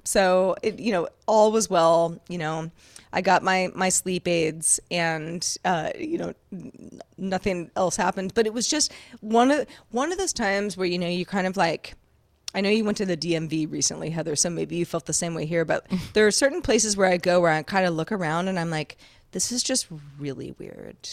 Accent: Sonoma County, California, United States; I grew up in Sonoma County, California

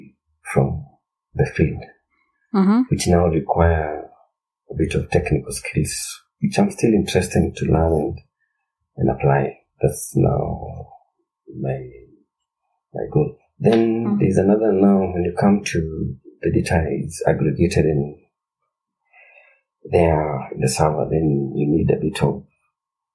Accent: Kenya

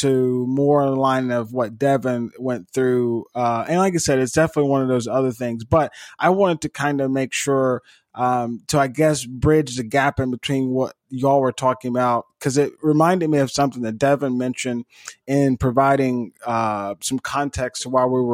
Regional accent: Eupora, Mississippi, United States; growing up in Eupora

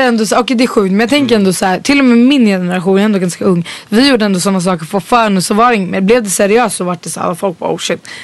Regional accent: Stockholm, Stockholm County, Sweden; jag växte upp i Vällingby

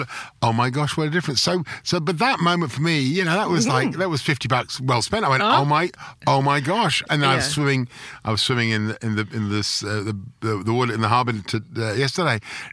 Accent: London, United Kingdom; now in Melbourne, Australia; I grew up in London. I grew up in the borders between Chelsea and Fulham in London.

